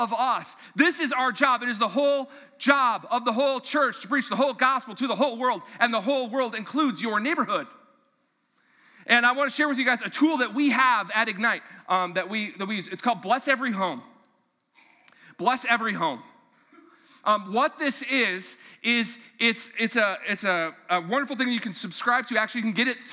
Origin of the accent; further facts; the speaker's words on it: Mahnomen, Minnesota, United States; also born or lived in Fargo-Moorhead; now in Fargo, United States; I grew up in Manoman, Minnesota